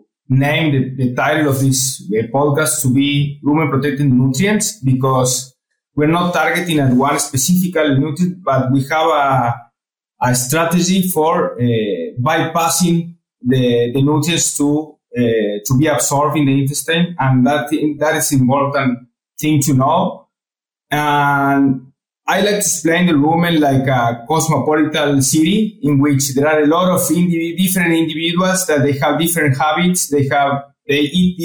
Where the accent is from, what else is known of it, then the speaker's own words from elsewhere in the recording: Córdoba, Argentina; English is a second language; moved away as an adult; also born or lived in Florida, United States / Alabama, United States / Nebraska, United States; I got my position back in Cordoba, in my city. So I came back to my hometown.